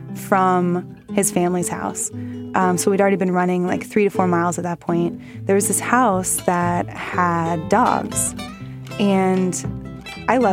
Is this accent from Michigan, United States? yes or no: no; Houston, Texas, United States; now in Los Angeles, United States; I'm from Houston